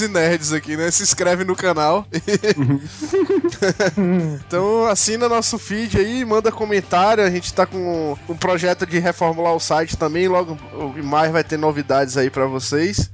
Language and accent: Portuguese; Northeast Region, Brazil; eu sou muito nordestino